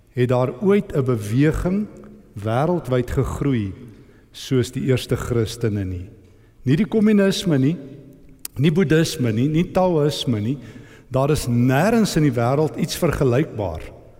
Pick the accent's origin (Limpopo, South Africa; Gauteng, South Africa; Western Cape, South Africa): Gauteng, South Africa; East Rand; ek kom van die Oosrand af